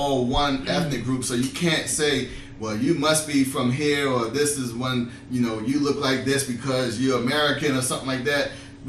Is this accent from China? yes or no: yes; China; But as in as a Chinese person, I need to ask you this question.